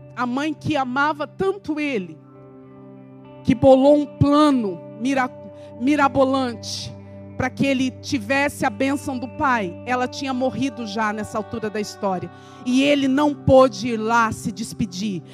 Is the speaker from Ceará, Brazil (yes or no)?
no; interior of Paraná, Brazil; como dizem lá na minha terra, no interior do Paraná